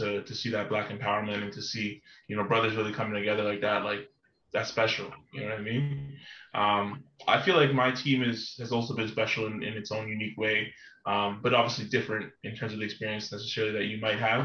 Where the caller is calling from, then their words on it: Toronto, Ontario, Canada; I'm calling in from Toronto, Canada